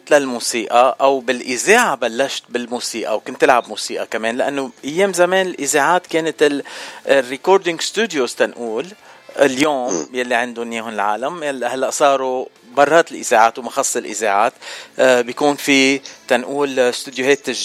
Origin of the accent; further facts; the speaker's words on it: Lebanon; moved away; انه انا جاي من لبنان قبلك بخمس سنين بس رايح زيارات على لبنان